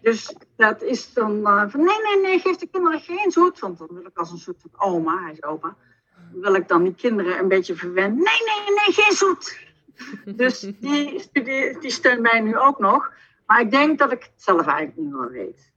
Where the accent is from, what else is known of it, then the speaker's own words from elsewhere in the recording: southern Netherlands, Netherlands; accent: soft G; Ik woon in het zuiden van het land, vandaar mijn zachte G.